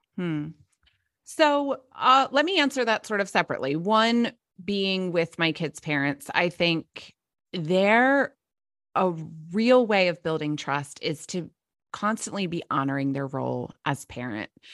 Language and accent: English; New Jersey, United States; I grew up in South Jersey, where I am now